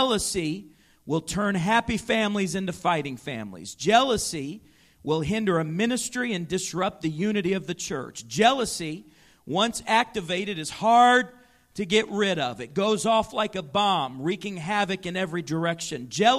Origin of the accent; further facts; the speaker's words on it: Chicago, Illinois, United States; I remember seeing this very thing happen up close and personal in the life of a man in our church growing up in Chicago.